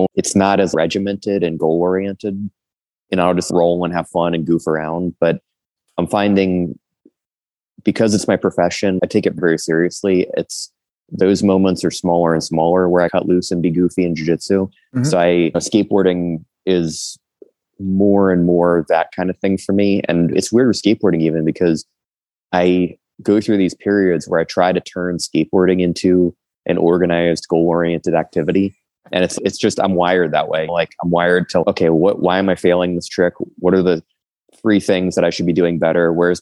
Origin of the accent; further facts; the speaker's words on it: New Jersey, United States; moved away as an adult; also born or lived in Manhattan, New York / Brooklyn, New York / Philadelphia, Pennsylvania; I was born in Manhattan, lived in Brooklyn until I was about 9. And then I moved to New Jersey from 9 until I was 17